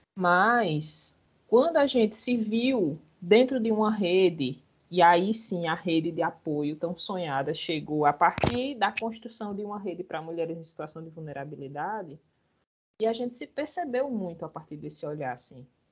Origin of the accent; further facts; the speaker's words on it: Bahia, Brazil; now in Paraíba, Brazil; Eu sou baiana de nascença